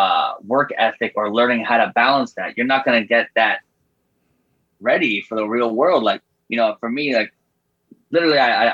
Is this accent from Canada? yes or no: yes; Canada; that's the best thing about being a Canadian artist